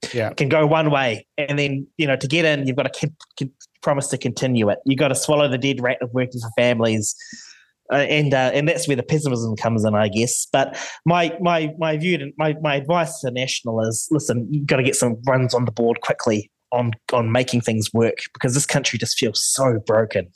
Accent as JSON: {"language": "English", "country": "New Zealand", "said": "as a Kiwi"}